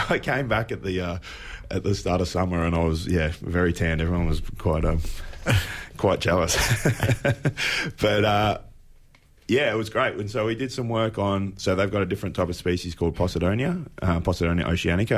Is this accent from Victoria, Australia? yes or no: yes; Apollo Bay, Victoria, Australia; moved away; I'm originally from Apollo Bay. Mum and dad still live there